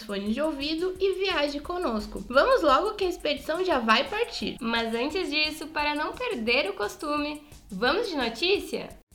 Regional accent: Brazil; nós, enquanto brasileiros

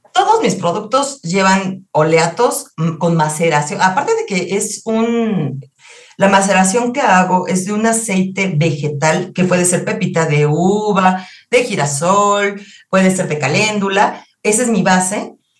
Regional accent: Mexico; los mexicanos retomemos nuestra cultura de la salud

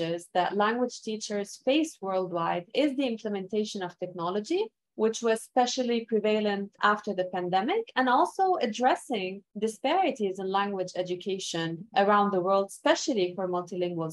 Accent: Lebanon; first language Arabic; English is a second language; moved away as an adult; now in Montreal, Canada; I was born and raised in Lebanon

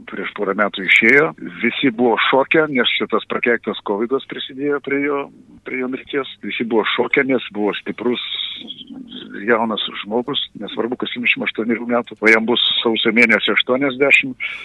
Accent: Lithuania; aš esu lietuvis ir kalbu lietuviškai

